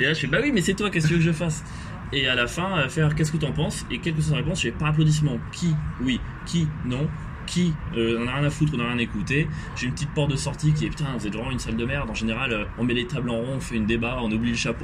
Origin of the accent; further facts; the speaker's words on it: near Nice, Provence-Alpes-Côte d'Azur, France; moi, genre, sud-est, vraiment, pas très loin de l'Italie